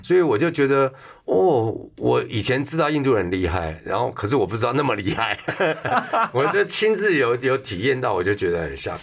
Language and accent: Chinese; Taipei, Taiwan; also born or lived in Taichung; 我幼稚园是台北立联幼稚园，嗯。台北立联小学，嗯。台中味道中学， 全部都私立学校